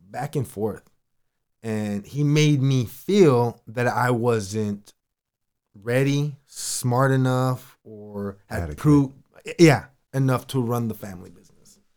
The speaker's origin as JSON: {"language": "English", "area": "Imperial Valley", "region": "California", "country": "United States", "tie": "born or raised there", "also_born_or_lived": "San Diego, California / Escondido, California / San Marcos, California", "moved": "as an adult", "lives_now": "Carlsbad, United States", "said": "I was in the Imperial Valley, I should say, since I was six years old till I was seventeen when I graduated high school."}